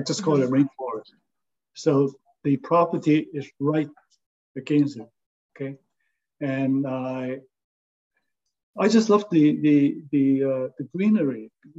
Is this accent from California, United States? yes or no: yes; San Francisco, California, United States; now in Honolulu, United States; since I came from San Francisco, they look pretty flat to me, okay?